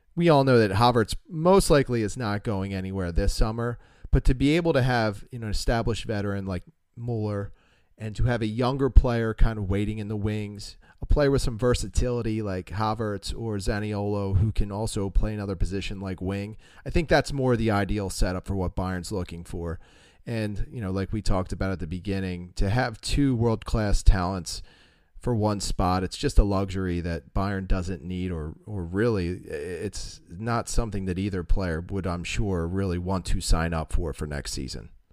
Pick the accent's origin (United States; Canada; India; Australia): United States; Philadelphia, Pennsylvania; accent: Philadelphia; we're really really throttling down our accents as, you know, I'm from Philadelphia